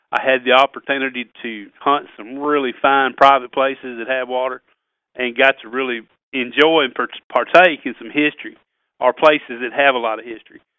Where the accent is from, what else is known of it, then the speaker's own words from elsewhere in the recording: Missouri, United States; also born or lived in Tennessee / Kentucky; growing up in South Missouri, Tennessee, Kentucky, kind of grew up regionally.